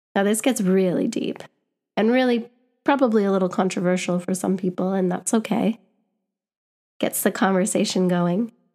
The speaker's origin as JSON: {"language": "English", "town": "Winnipeg", "region": "Manitoba", "country": "Canada", "tie": "born or raised there", "moved": "as an adult", "lives_now": "London, United Kingdom", "said": "I'm from Winnipeg"}